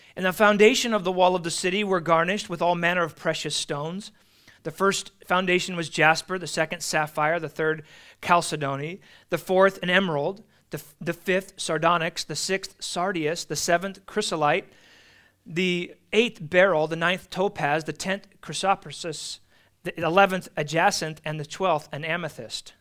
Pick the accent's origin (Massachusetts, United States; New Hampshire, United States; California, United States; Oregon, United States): California, United States; as a Californian